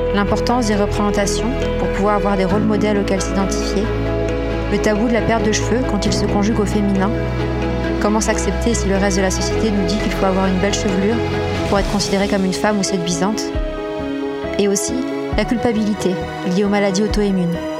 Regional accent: Tours, Centre-Val de Loire, France; je viens aussi de Tours.

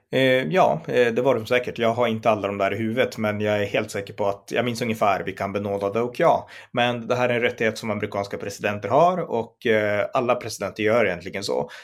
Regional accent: Sweden; vi i Sverige

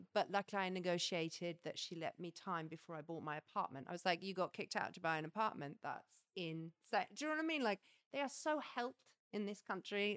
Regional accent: England, United Kingdom; moved away as an adult; now in France; I'm English

